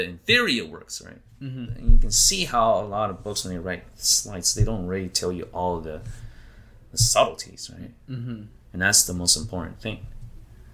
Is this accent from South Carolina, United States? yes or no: no; Idaho, United States; I grew up in Idaho